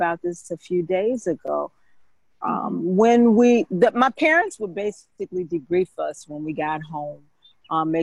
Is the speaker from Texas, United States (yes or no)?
no; Michigan, United States; also born or lived in Jackson, Mississippi; until I got to the 2nd grade, and then my father was called to a church in Michigan